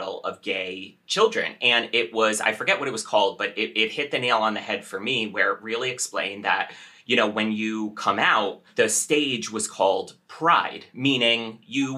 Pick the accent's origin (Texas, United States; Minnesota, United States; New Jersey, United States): New Jersey, United States; Western; I was Western New Jersey, practically Pennsylvania